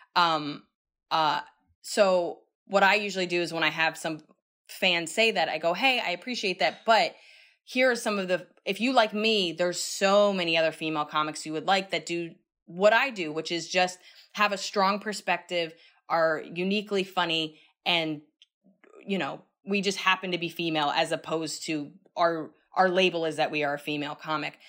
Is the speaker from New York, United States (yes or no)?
yes; New York City, New York, United States; I'm still a New Yorker